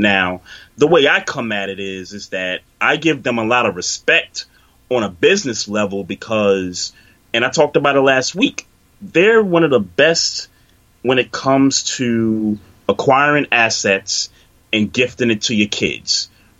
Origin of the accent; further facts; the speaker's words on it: New York City, New York, United States; growing up in New York, working in Brooklyn, working, you know, blocks away from a Jewish community